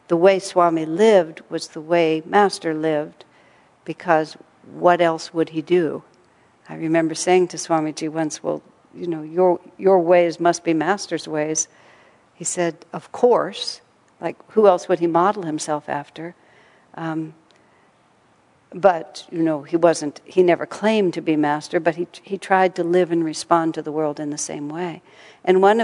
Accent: Texas, United States; I grew up in Texas

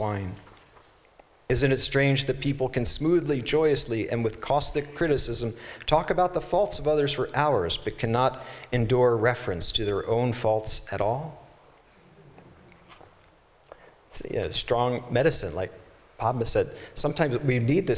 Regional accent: East Coast, United States; I'm from the East Coast and I mispronounced poem so many times people made fun of me.

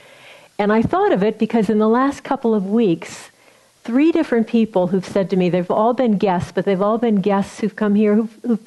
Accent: Missouri, United States; I'm from Missouri

